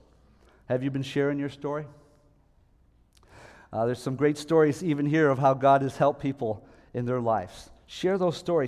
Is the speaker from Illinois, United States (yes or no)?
no; Niagara Falls, New York, United States; moved away; also born or lived in Philadelphia; I'm from Niagara Falls, New York, and I haven't been back for a while